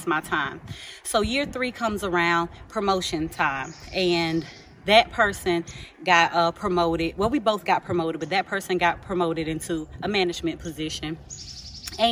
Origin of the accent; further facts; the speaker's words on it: Georgia, United States; I'm from Georgia